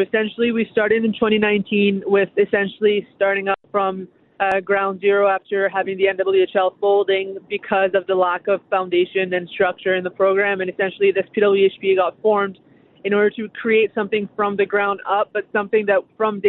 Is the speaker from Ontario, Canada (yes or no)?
no; New Brunswick, Canada; Given it was a small community, it was me and one teammate who was also a girl on the team.